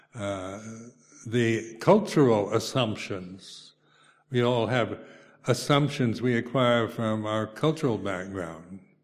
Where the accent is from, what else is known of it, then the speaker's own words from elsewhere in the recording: United States; moved away as an adult; now in United Kingdom; being an American, you know, I was brought up in the McCarthy area, era